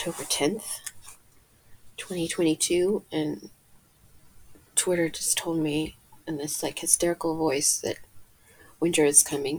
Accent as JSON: {"language": "English", "region": "England", "country": "United Kingdom", "tie": "born or raised there", "moved": "yes", "said": "the year I was born in England"}